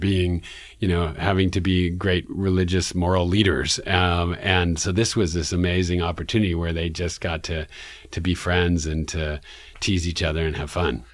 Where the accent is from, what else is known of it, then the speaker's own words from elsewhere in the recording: New York City, New York, United States; one of my experiences as a young person growing up in Man-, in Manhattan in New York City